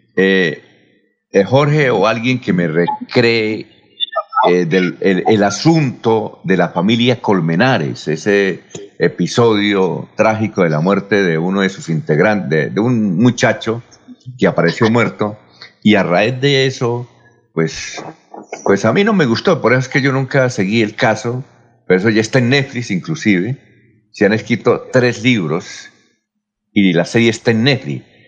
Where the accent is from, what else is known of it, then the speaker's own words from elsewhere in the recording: Barichara, Santander, Colombia; en Barichara, mi tierra